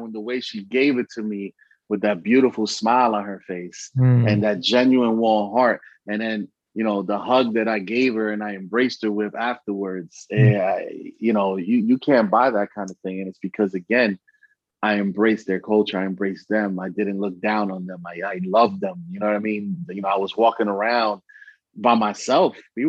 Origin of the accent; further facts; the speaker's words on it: Bronx, New York, United States; also born or lived in Allentown; I'm originally from the Bronx and obviously from Allentown